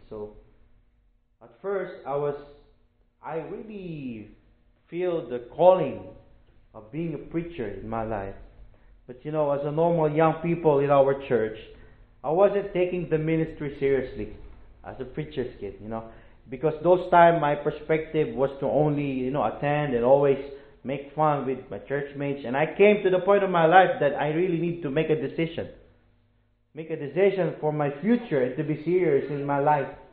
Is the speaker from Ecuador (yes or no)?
no; Philippines; moved away as an adult; I'm a missionary from the Philippines. I am a church planter in the Philippines.